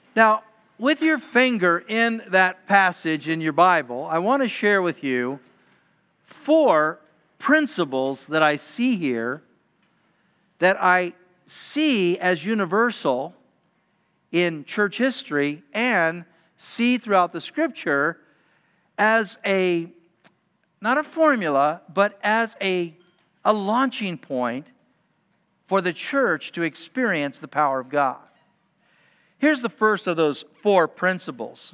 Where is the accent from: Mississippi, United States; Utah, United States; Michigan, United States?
Utah, United States; being a high school student growing up in Utah